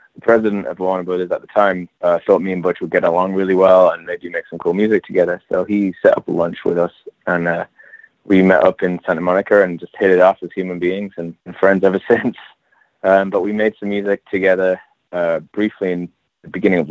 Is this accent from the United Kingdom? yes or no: yes; England, United Kingdom; moved away as an adult; also born or lived in London / New York; now in Los Angeles, United States; I'm from England.